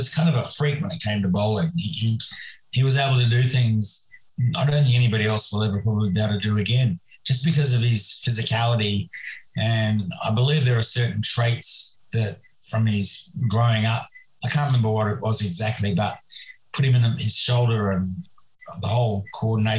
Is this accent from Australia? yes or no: yes; Perth, Western Australia, Australia; when I was a little boy growing up in Western Australia, in Perth